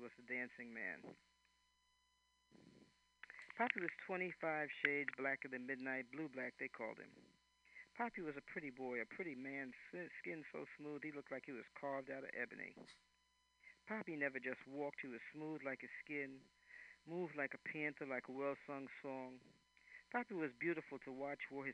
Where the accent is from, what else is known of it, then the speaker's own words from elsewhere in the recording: New York City, New York, United States; also born or lived in Philadelphia; now in California, United States; I'm from New York City